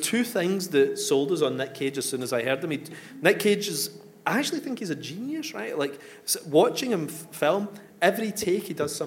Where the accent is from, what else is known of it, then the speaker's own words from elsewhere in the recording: Coatbridge, Scotland, United Kingdom; I come from Coatbridge